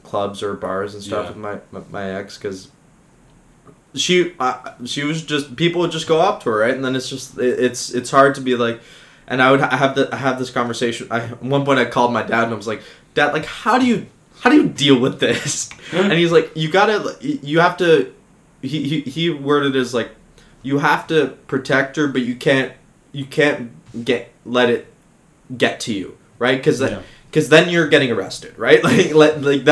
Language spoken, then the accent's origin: English; Richmond Hill, Ontario, Canada; North of the city, Richmond Hill